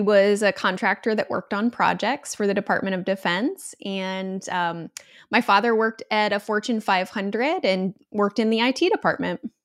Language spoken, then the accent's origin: English; Michigan, United States; I'm from Michigan